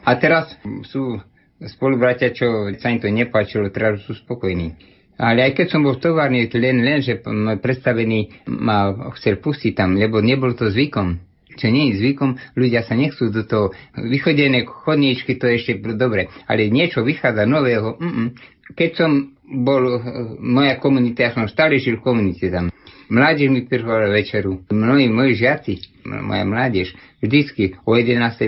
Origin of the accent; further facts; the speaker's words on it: Slovakia; moved away as an adult; also born or lived in Haiti; ja som odišiel zo Slovenska prejsť cez železnú oponu vtedy